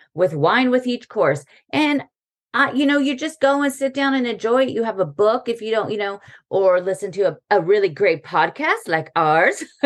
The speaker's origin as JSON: {"language": "English", "country": "United States", "moved": "yes", "lives_now": "Paris, France", "said": "as an American"}